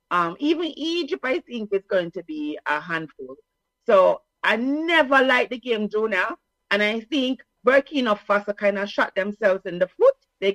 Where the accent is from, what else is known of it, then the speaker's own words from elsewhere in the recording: Jamaica; as a Jamaican, our language is English, right? Some people think it's Patois, so I have to correct them.